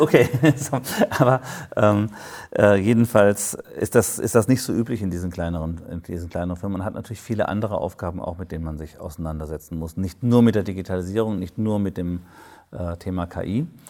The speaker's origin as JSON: {"language": "German", "region": "Baden-Württemberg", "country": "Germany", "said": "Ich komme aus Baden-Württemberg"}